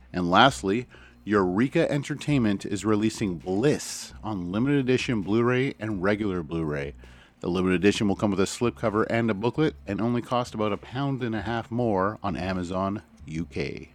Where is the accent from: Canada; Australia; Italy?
Canada; As a Canadian